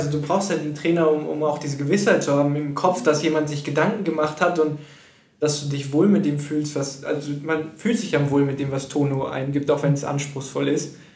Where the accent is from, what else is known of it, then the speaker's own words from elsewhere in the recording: Münster, North Rhine-Westphalia, Germany; now in Wattenscheid, Germany; ich als Münsteraner sage ich gerne, dass Münster die schönste Stadt ist, die ich kenne.